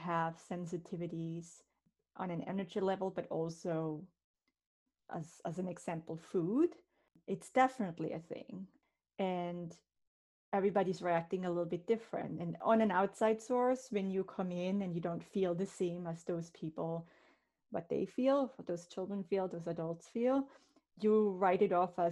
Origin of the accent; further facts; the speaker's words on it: Switzerland; moved away as an adult; now in Warwick, United States; I'm originally from Switzerland, born and raised there, but moved in 99 to the United States